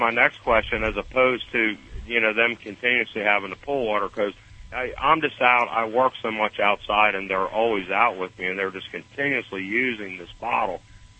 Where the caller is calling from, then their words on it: Stuart, Florida, United States; I'm in Florida.